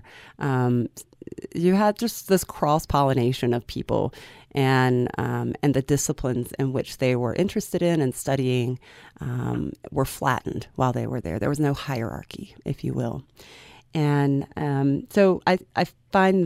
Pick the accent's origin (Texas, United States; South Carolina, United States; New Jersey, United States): South Carolina, United States; moved away as an adult; also born or lived in London; now in Utah, United States; I'm from South Carolina, but I was going into graduate school in London